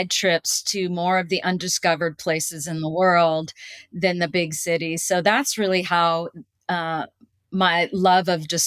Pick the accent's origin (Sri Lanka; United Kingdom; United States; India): United States; California; also born or lived in Washington, D.C.; my dad um, was a naval pilot and he so we basically uh, lived in washington d.c when i was at the pentagon and also i lived in california uh, for most of my life growing up, and I went to college in San Diego